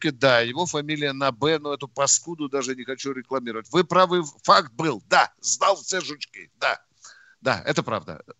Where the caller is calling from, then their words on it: Moscow Oblast, Russia; из Подмосковья.